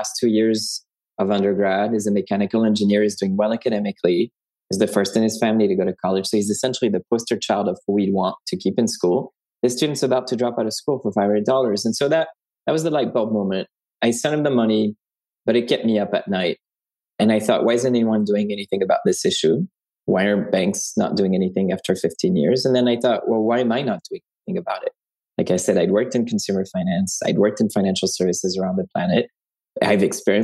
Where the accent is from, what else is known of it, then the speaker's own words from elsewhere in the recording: France; moved away as an adult; now in United States; I was myself an international student from France to the US. I was born in France.